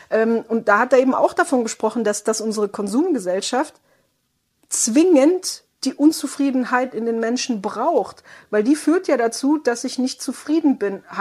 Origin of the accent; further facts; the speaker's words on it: Baden-Württemberg, Germany; ich komme aus dem Südwesten, ne, Schwabenland